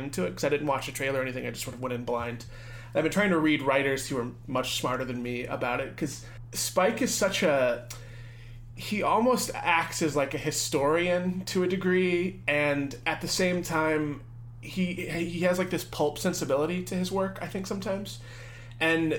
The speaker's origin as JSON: {"language": "English", "town": "Tulsa", "region": "Oklahoma", "country": "United States", "tie": "born or raised there", "said": "I'm from Tulsa, Oklahoma"}